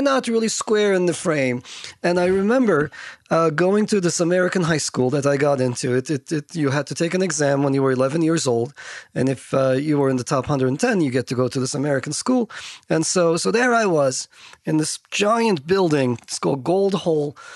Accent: Istanbul, Turkey; moved away; I grew up in Turkey

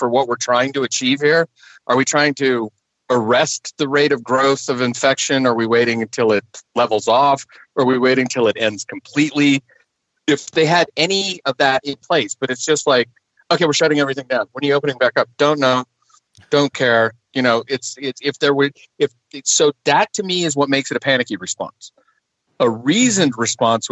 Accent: the West, United States; I'm normal and from the West

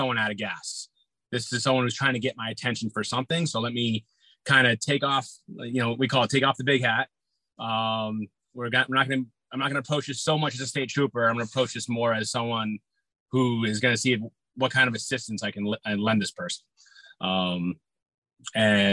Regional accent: Massachusetts, United States; moved away as an adult; now in Connecticut, United States; I was a police officer in my hometown first. I had to go through the academy for that. I was up in Mass.

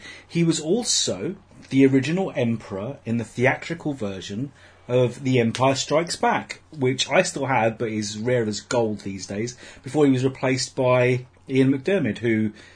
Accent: United Kingdom; we're British.

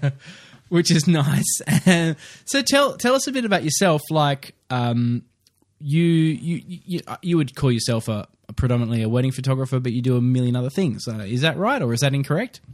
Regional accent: Queensland, Australia; I'm a Queenslander.

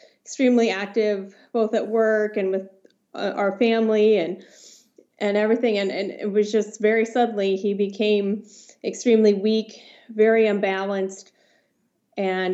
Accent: Los Alamos, New Mexico, United States; moved away; I grew up in Los Alamos, New Mexico

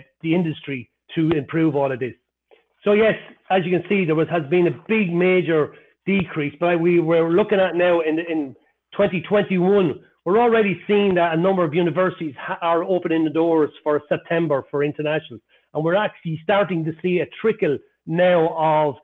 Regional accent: Ireland; accent: Irish; moved away as an adult; also born or lived in Spain / United Kingdom; now in United States; I never lost my Irish accent

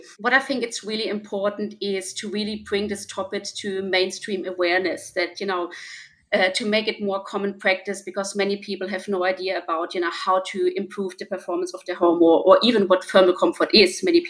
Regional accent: Germany; now in Melbourne, Australia; Even as a young girl growing up in Germany

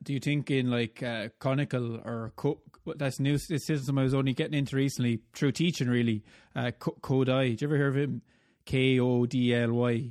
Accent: Ireland; accent: Irish; the guy with the Irish accent

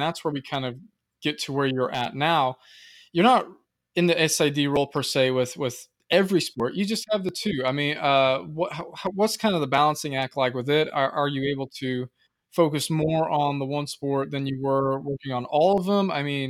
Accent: Madison, Indiana, United States; also born or lived in Fort Wayne; my hometown in Madison

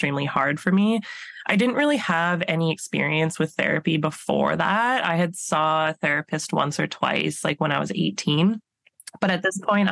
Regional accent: Alberta, Canada; moved away as an adult; now in British Columbia, Canada; I'm originally from Alberta, so I did my undergrad in Alberta

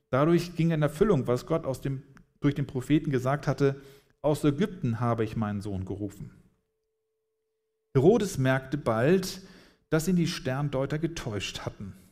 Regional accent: Hamburg, Germany; now in Freiburg, Germany; als ich vor dreieinhalb Jahren hier nach, nach Freiburg kam oder in den Süden, wir sind hier in Hamburg aufgewachsen

